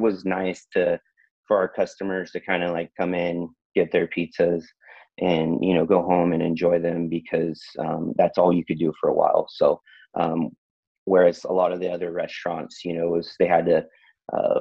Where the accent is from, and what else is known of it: Tracy, California, United States; born or raised there